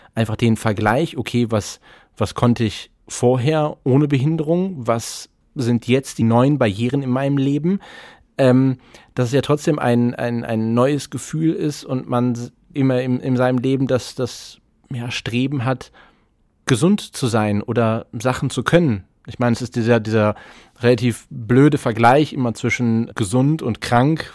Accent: Essen, North Rhine-Westphalia, Germany; Meine Heimatstadt Essen, übrigens Kulturhauptstadt 2010

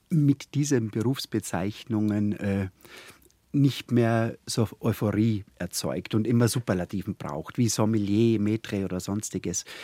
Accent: Hartberg, Styria, Austria; Also ich komme ja aus der, aus der Oststeiermark, mhm. das Vulkanland.

